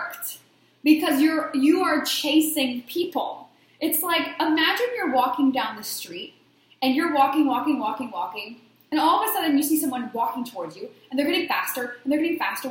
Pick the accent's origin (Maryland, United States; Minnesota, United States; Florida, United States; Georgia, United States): Maryland, United States; Baltimore; everyone in my hometown loved to come over my house. My friends would come, when we were going out on a Friday night, because I came from Baltimore, Maryland, a very big party area. We would go out every weekend in high school and college